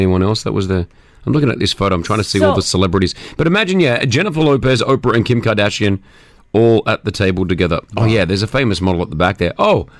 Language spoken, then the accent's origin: English; Australia; now in United Arab Emirates; a show that we grew up in Australia watching